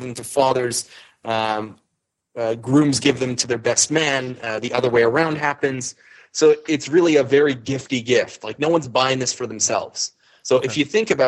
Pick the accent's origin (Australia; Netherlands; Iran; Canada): Canada; I'm Canadian